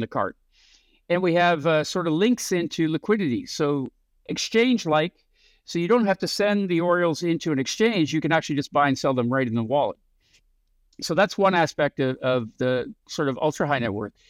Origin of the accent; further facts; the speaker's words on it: Canada; moved away as an adult; also born or lived in San Francisco; I grew up in Canada